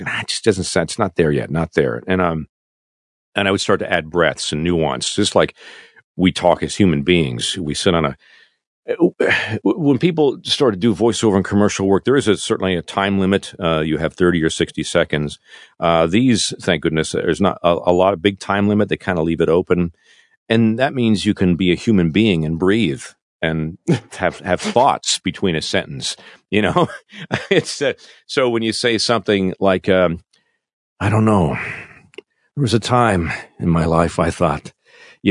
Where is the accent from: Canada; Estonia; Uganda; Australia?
Canada; moved away as an adult; as a, an expat, an ex-Canadian, in my home country